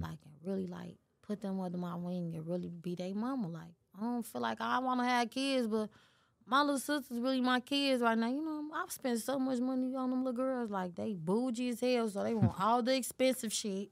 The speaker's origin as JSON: {"language": "English", "town": "Chicago", "region": "Illinois", "country": "United States", "tie": "born or raised there", "said": "I'm from Chicago."}